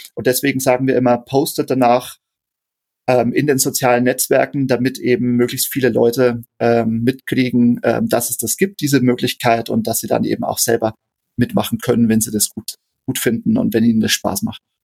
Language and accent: German; Straubing, Bavaria, Germany; gebürtiger Niederbayer, ähm, ich äh, lebe und arbeite in Straubing in Niederbayern. Ähm, da bin ich auch geboren